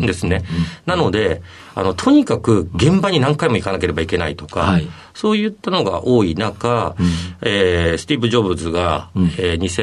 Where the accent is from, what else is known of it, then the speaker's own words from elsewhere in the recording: Monbetsu, Hokkaido, Japan; 北海道のですね、オホーツク海側の、えー、紋別市というところになります